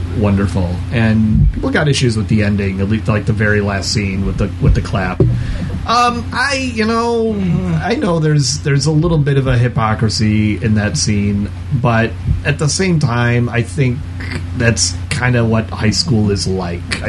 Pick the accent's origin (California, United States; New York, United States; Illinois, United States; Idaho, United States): Illinois, United States; Arlington Heights; my hometown of Arlington Heights.